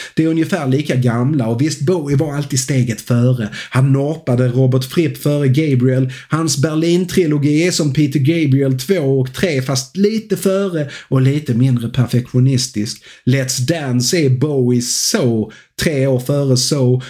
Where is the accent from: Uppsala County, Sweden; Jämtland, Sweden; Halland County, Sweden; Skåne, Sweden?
Skåne, Sweden; jag är en glad skåning